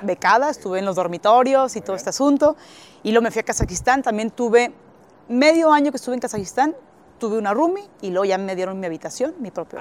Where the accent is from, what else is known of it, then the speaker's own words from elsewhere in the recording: Gómez Palacio, Durango, Mexico; moved away as an adult; also born or lived in Monterrey / Shymkent, Kazakhstan; yo soy de Gómez Palacio